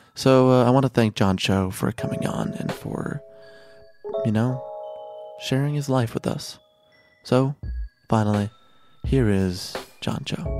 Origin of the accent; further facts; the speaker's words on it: Chicago, Illinois, United States; also born or lived in Mexico; I grew up in Chicago